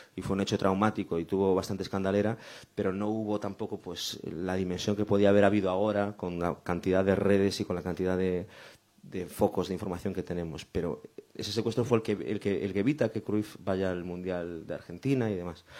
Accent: Sanxenxo, Galicia, Spain; San Senso que era mi pueblo, es mi pueblo

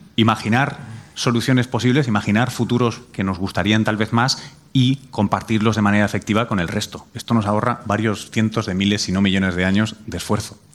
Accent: Spain; moved away as an adult; also born or lived in United States; como europeo y español

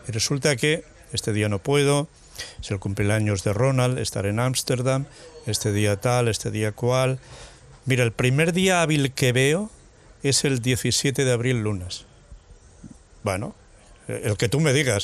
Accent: Mas de las Matas, Aragon, Spain; moved away; cuando éramos unos críos ahí en mi pueblo, en Más de las Matas, en Teruel

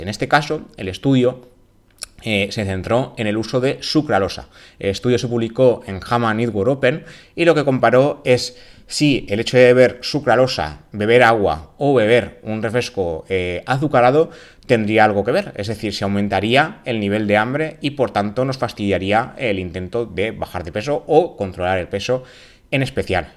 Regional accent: Valencian Community, Spain; mi tierra, en la comunidad valenciana, lo que sabemos decir es cuan más sucre, más dulce

